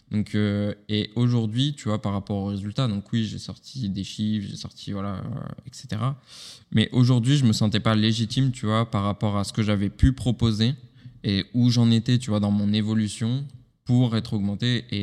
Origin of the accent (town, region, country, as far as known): France